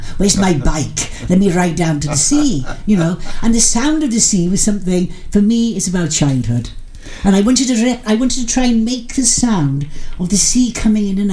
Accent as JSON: {"language": "English", "town": "Pendine", "region": "Wales", "country": "United Kingdom", "tie": "born or raised there", "said": "I was born in Pendine, and consequently I was in sea every day"}